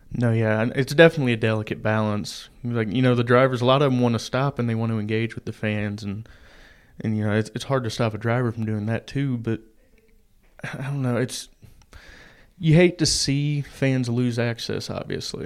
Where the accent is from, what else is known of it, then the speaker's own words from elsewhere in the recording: Indiana, United States; I grew up in Indiana